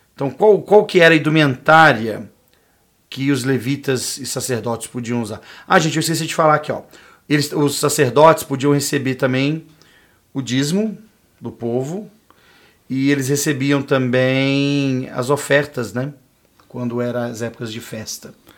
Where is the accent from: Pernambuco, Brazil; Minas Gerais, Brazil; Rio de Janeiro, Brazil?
Minas Gerais, Brazil; eu falando como um bom mineiro